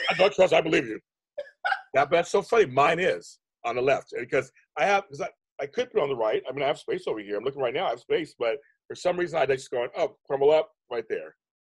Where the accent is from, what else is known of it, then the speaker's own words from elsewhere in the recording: Inglewood, California, United States; I'm from Inglewood